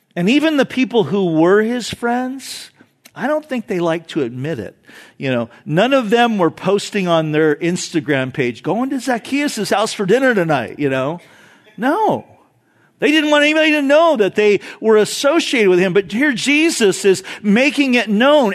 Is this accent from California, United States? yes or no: yes; Orange County, California, United States; growing up in Orange County